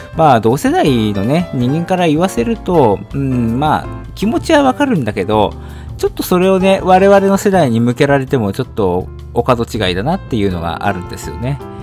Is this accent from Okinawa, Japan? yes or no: no; Shizuoka, Japan; moved away as an adult; also born or lived in Tokyo; 18で、えー、静岡を出て上京して、えー、大学に入って